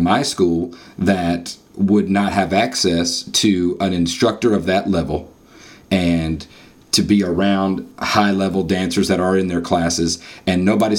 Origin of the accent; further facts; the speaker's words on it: North Carolina, United States; as a North Carolinian and as American